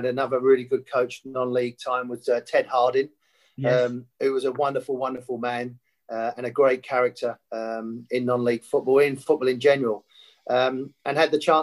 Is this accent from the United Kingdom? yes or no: yes; London, United Kingdom; I was born in North London, but actually brought up a lot on East London